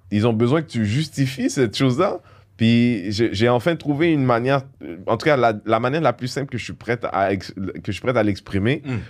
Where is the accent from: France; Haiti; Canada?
Haiti; Moi, je suis haïtien. Mhm. Je, je, suis haïtien parce que mon père est haïtien, ma mère est haïtienne.